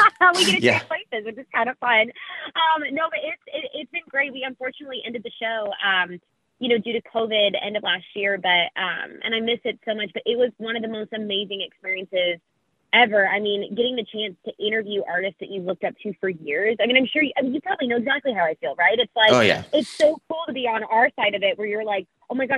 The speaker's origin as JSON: {"language": "English", "town": "Salt Lake City", "region": "Utah", "country": "United States", "tie": "born or raised there", "said": "being from Salt Lake City, Utah originally"}